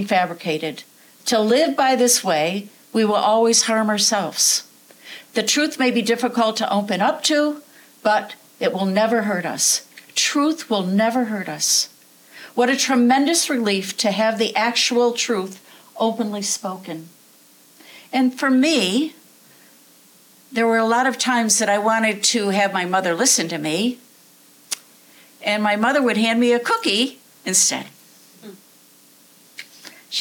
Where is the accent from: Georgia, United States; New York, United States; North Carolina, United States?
New York, United States; the Adirondacks; now in Vermont, United States; I grew up in the woods. I grew up in the Adirondacks, and now I live in the Green Mountains